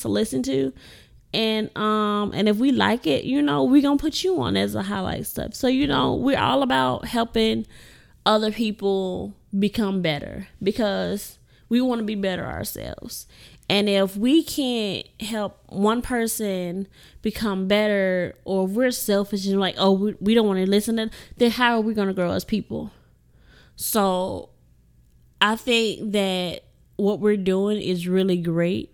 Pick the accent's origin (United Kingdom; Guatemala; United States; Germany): United States; Indianola, Mississippi; raised in the great city of Indianola